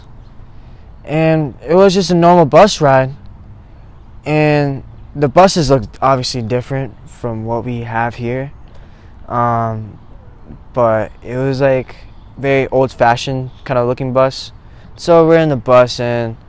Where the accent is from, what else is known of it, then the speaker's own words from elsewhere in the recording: Eatontown, New Jersey, United States; I'm from Eatontown, New Jersey. I've been here all my life